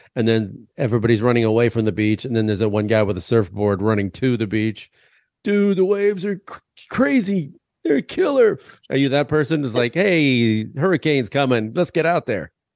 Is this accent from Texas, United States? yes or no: no; Illinois, United States; I'm from Illinois.